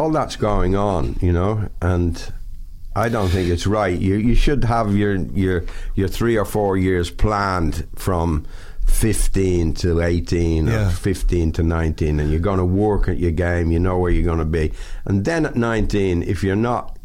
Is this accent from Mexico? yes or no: no; Dublin, Leinster, Ireland; moved away as an adult; also born or lived in London / Italy